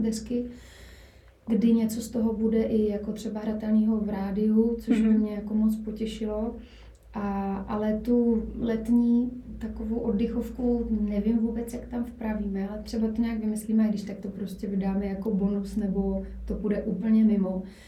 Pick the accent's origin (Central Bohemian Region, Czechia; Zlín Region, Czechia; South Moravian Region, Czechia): South Moravian Region, Czechia; Brno; moved away as an adult; now in Prague, Czechia; původem jsem z Brna, byť už, už pár let žiju v Praze